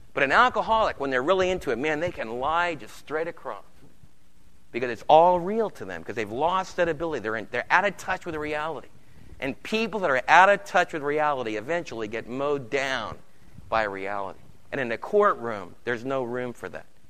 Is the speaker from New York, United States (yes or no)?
yes; New York City, New York, United States; I remember in New York City in the Lower East Side being a little storefront church, and the lady that took care of me when I was a kid, she lived in our home